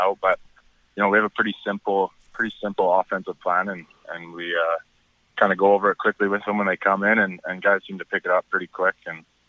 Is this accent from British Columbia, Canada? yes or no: yes; Pitt Meadows, British Columbia, Canada; I'm a local guy. I'm from Pitt Meadows, so I grew up watching them and been here for a while